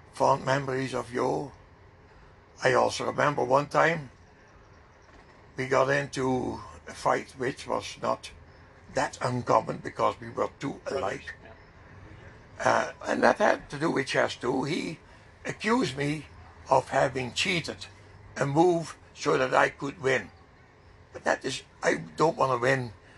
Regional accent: Netherlands; now in Canada

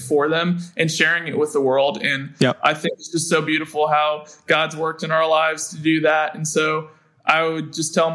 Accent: Kentucky, United States; now in Greenville, United States; I'm from Kentucky

